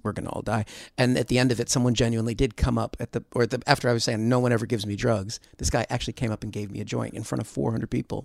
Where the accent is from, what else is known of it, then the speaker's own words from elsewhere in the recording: United States; moved away as an adult; I'm from America, but I've been here for twenty-two years